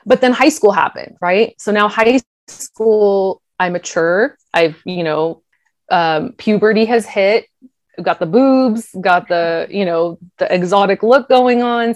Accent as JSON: {"language": "English", "town": "Sacramento", "region": "California", "country": "United States", "tie": "born or raised there", "also_born_or_lived": "Granite Bay, California"}